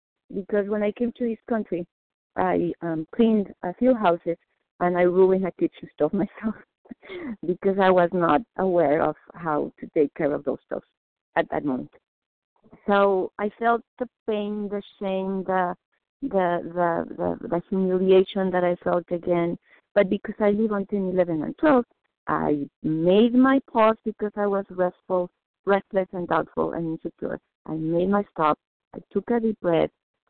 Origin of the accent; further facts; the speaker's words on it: Mexico; moved away; I was born in Mexico. I know what Mexican pesos mean.